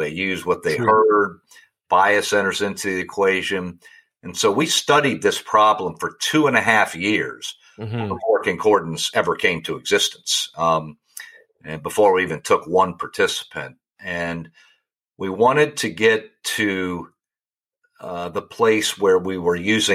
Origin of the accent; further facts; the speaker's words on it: Richmond, Virginia, United States; moved away as an adult; now in St. Louis, United States; I'm from Richmond, Virginia, originally